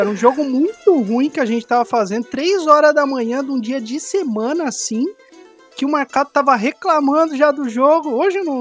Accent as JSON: {"language": "Portuguese", "town": "Joinville", "region": "Santa Catarina", "country": "Brazil", "said": "eu não sou de São Paulo, né? Eu sou de Joinville, Santa Catarina"}